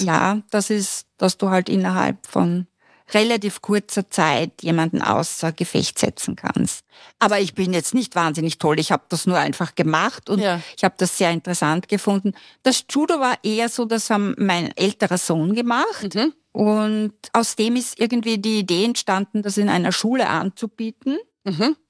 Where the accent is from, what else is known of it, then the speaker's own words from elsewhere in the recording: Styria, Austria; now in Vienna, Austria; ich komme aus der Steiermark, ich habe keine Familie in Wien.